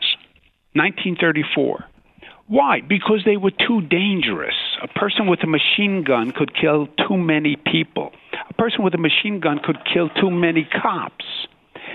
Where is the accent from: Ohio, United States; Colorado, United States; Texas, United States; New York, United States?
New York, United States; New York City; I'm from Queens, New York